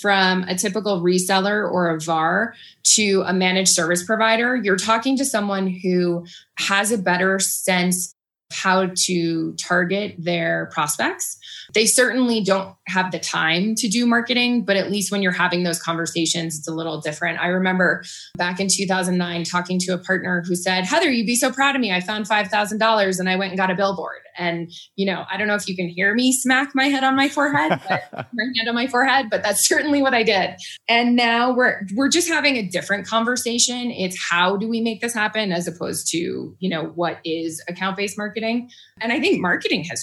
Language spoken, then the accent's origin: English; Boston, Massachusetts, United States; moved away as an adult; now in Boulder, United States; I am from Massachusetts and the Boston area, and recently, actually 8 years ago, so I don't know if we can call it recently, moved out to Boulder.